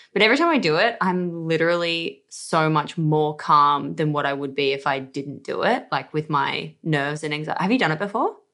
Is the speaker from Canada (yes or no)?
no; Australia; accent: Aussie; I'm Australian somehow, even though I feel like I do have an Aussie accent